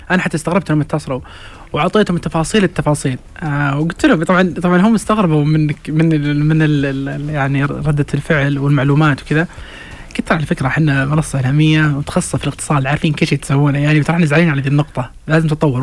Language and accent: Arabic; Saudi Arabia; بالنسبة لنا إحنا كسعوديين